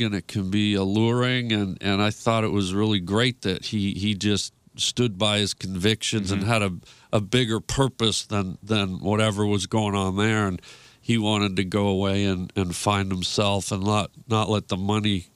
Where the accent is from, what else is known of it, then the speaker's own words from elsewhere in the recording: Toronto, Ontario, Canada; I'm originally from Toronto